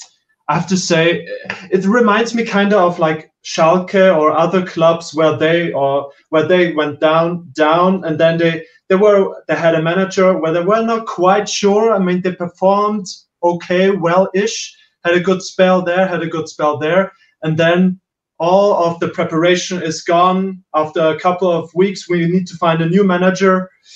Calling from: Austria; From countryside of Austria.

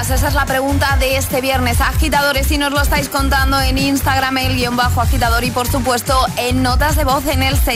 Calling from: Zaragoza, Aragon, Spain

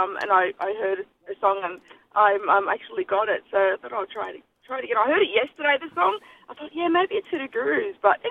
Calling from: Sydney, New South Wales, Australia

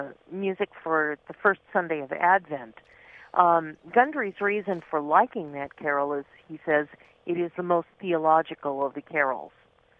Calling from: Winnetka, California, United States

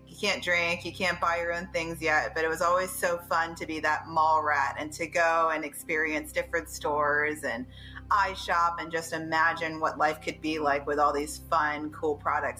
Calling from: Baltimore, Maryland, United States; Home in Baltimore, Maryland.

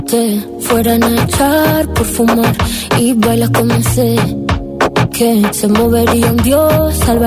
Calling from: Madrid, Community of Madrid, Spain; soy de Madrid y quiero votar por la canción

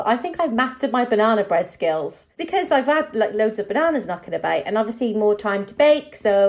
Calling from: London, United Kingdom; I am calling from East London.

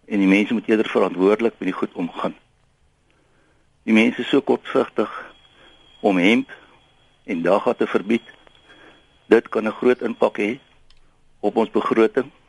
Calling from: Somerset West, Western Cape, South Africa; uh goeiemôre Lenet … van Somerset Wes.

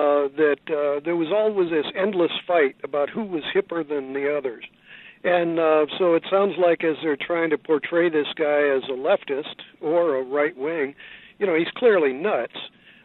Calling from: San Francisco, California, United States; I'm calling you from San Francisco, and Pelosi's my congresswoman.

